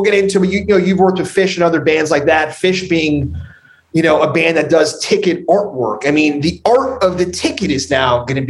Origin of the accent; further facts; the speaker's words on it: Bergen County, New Jersey, United States; I'm from North Jersey, Bergen County.